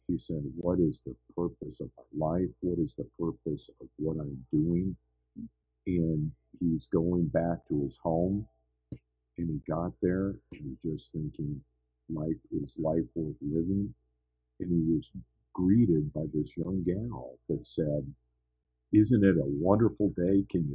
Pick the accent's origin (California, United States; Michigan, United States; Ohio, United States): California, United States; San Francisco; I grew up in San Francisco area